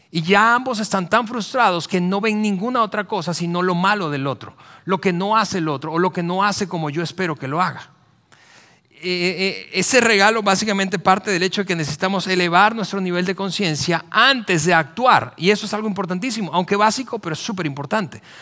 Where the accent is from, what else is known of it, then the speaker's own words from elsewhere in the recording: central Mexico, Mexico; Es, que así somos los mexicanos, así somos los latinoamericanos, así somos los del centro del país.